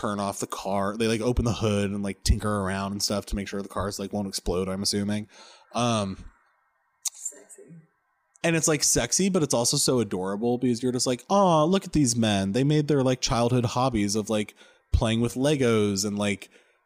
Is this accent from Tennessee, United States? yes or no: no; Oregon, United States; moved away; I'm from Oregon.